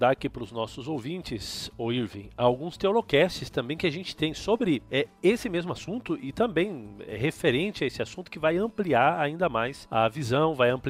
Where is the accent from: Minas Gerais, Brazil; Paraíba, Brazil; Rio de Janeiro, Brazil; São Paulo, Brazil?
São Paulo, Brazil; Ibitinga; now in Montevideo, Uruguay; Gente, eu sou de Ibitinga, interior de São Paulo. E, bom, cresci ali naquela cidadezinha, fiz teologia e hoje sou pastor aqui em Montevidéu, no Uruguai.